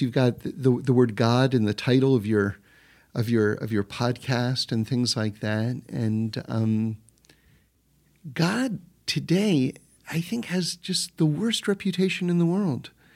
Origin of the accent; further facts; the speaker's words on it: New York City, New York, United States; when I was growing up in New York City